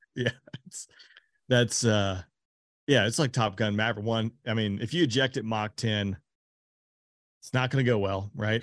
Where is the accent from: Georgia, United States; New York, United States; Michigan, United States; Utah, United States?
Georgia, United States; I'm from Georgia.